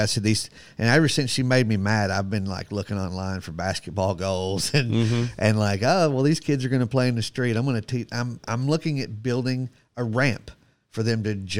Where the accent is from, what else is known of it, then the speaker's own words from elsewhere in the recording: Florida, United States; And now, since growing up in Florida